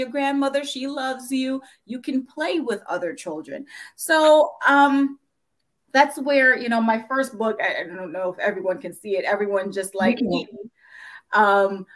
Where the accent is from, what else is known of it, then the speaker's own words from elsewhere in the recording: New York City, New York, United States; moved away as an adult; also born or lived in Jamaica; now in Northern Virginia, United States; I grew up in Brooklyn, New York, but where there were plenty of Black people around, but we live in Northern Virginia